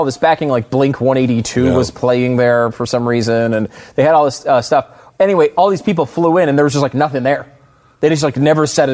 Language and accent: English; Connecticut, United States; I grew up in Connecticut